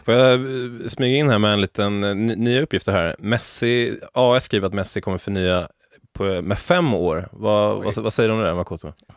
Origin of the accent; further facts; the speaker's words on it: Sweden; jag är som svensk